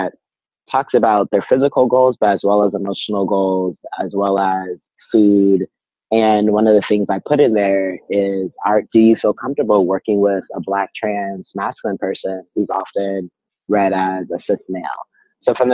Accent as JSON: {"language": "English", "town": "Inglewood", "region": "California", "country": "United States", "also_born_or_lived": "Arizona", "moved": "yes", "lives_now": "Berkeley, United States", "said": "I am originally from Inglewood, California. Lived in Arizona for 11 years, and now I'm currently in Berkeley, California"}